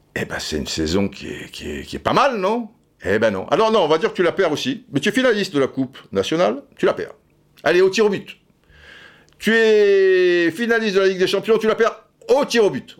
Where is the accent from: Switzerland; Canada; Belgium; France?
France; en tant que Français